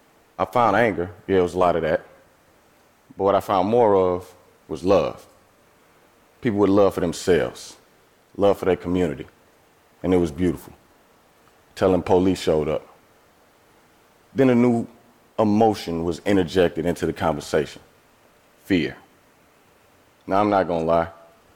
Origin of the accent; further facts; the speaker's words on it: East St. Louis, Illinois, United States; See, I'm from East St. Louis, Illinois. That's a small city across the Mississippi River from St. Louis, Missouri. I have lived in and around St. Louis my entire life.